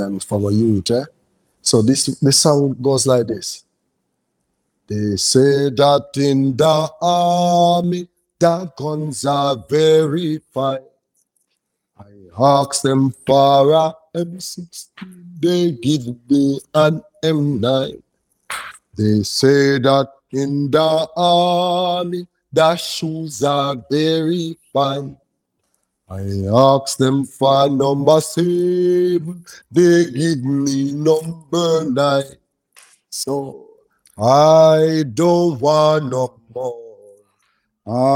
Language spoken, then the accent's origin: English; Saint Thomas, Jamaica; also born or lived in Portmore / Kingston; my band parish is St. Thomas.